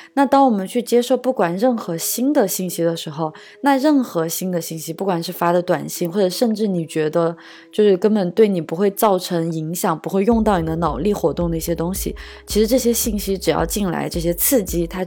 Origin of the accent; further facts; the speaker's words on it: China; moved away; also born or lived in Germany / Shanghai; 我真的是三四线城市郊区长大的